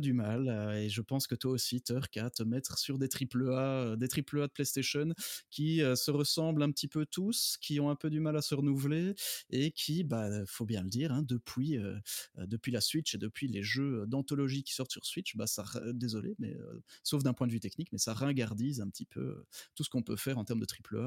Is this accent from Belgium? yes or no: yes; Belgium; j'habite en Belgique, hein, je suis belge